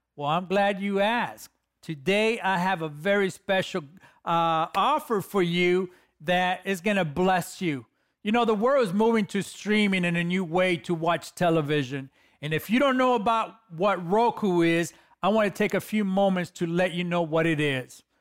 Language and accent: English; Los Angeles, California, United States; I come from the streets of Los Angeles